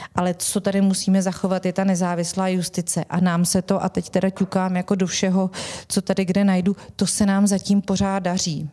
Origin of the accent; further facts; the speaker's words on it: Vysočina Region, Czechia; já jsem z Vysočiny